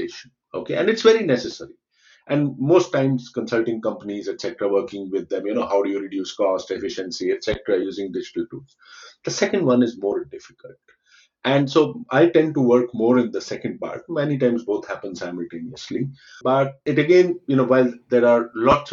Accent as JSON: {"language": "English", "country": "India", "said": "I come from India"}